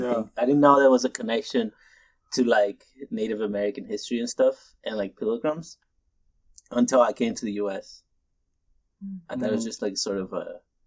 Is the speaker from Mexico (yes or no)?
yes; Sinaloa, Mexico; now in United States; I'm from Mexico. Sinaloa.